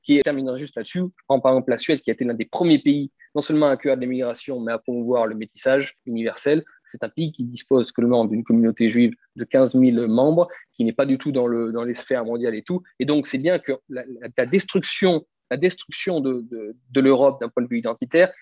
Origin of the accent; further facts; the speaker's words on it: France; en tant que Français identitaire